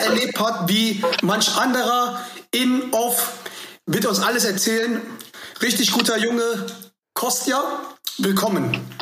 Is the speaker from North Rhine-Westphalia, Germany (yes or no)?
yes; Schwelm, North Rhine-Westphalia, Germany; ich komme ja auch aus der Gegend da oben, ne? Also ich bin ja Schwelm, Schwelmer